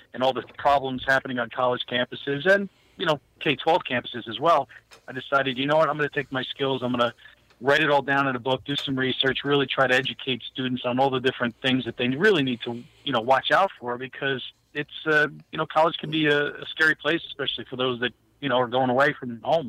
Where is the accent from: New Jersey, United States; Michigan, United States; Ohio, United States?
New Jersey, United States; now in Wilkes-Barre, United States; I'm from New Jersey.